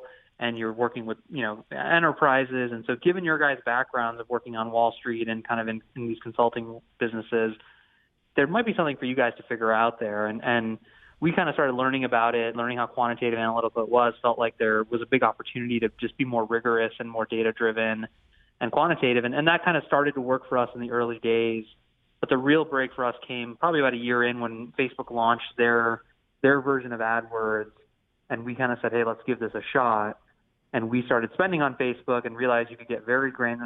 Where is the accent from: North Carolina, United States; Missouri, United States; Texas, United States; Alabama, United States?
Missouri, United States; St. Louis; I'm born and raised in St. Louis